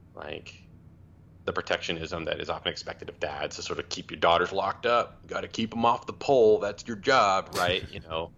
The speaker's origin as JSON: {"language": "English", "town": "Memphis", "region": "Tennessee", "country": "United States", "tie": "born or raised there", "said": "I was born in Memphis, Tennessee in 1982"}